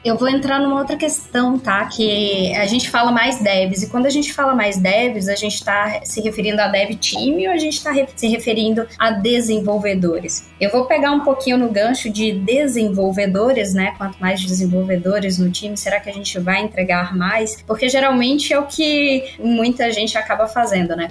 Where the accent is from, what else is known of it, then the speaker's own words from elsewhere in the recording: Teixeira de Freitas, Bahia, Brazil; now in São Paulo, Brazil; Eu sou de uma cidadezinha chamada Teixeira de Freitas, na Bahia, e já tô aqui há bastante tempo em São Paulo